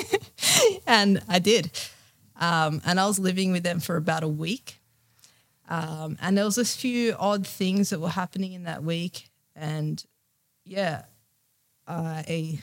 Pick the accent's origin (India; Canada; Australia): Australia; being here and being in Australia, being Australian, and yeah, it's it's a great country